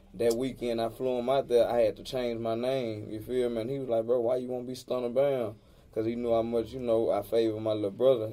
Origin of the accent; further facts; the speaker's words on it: Houston, Texas, United States; I'm from Third Ward. That's what the three for.